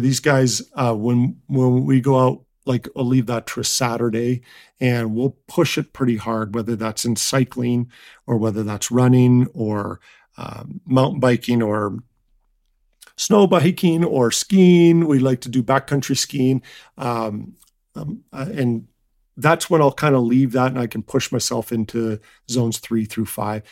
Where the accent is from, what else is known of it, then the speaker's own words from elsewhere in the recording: Canada; I'm from Canada